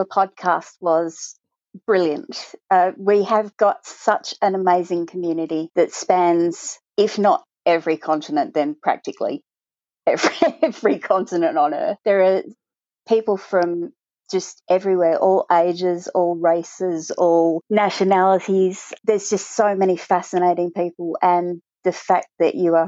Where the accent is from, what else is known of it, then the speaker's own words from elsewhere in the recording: Australia; also born or lived in Cambridgeshire, United Kingdom; We came out to Australia when I was 3